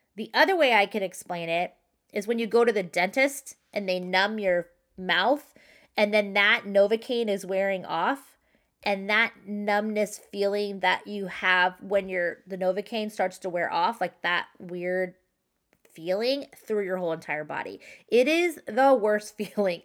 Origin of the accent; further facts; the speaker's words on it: San Clemente, California, United States; also born or lived in New York; I grew up in San Clemente and I live in Southern California